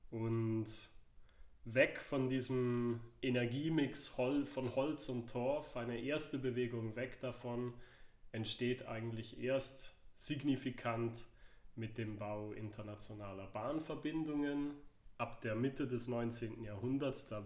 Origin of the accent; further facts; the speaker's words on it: Herisau, Appenzell Ausserrhoden, Switzerland; Herisau, mein Heimatort